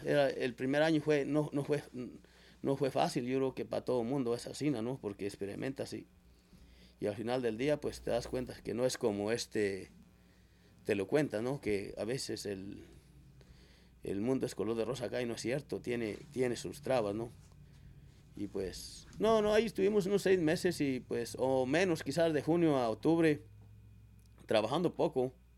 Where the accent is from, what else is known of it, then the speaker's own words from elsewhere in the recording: Mesa de Rayos, Zacatecas, Mexico; yo soy originario de Mesa de Rayos. Y pues allí este, nací en ese ranchito